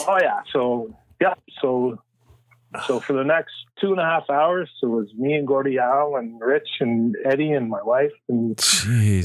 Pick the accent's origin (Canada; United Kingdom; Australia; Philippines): Canada; I'm the only one from Canada